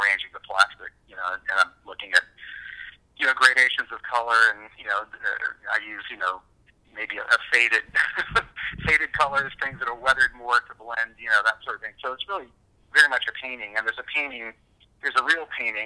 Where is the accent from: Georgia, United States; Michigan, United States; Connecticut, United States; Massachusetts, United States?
Georgia, United States; Savannah; as a child growing up in Savannah